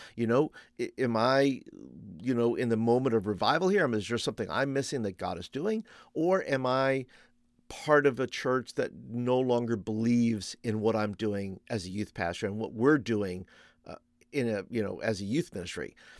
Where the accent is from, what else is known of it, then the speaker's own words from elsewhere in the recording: New York, United States; also born or lived in Florida; now in Birmingham, Alabama, United States; I grew up in New York